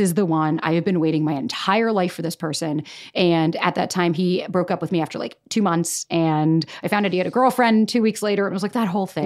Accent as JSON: {"language": "English", "region": "Florida", "country": "United States", "tie": "born or raised there", "moved": "as an adult", "lives_now": "New York, United States", "said": "born and raised in Florida"}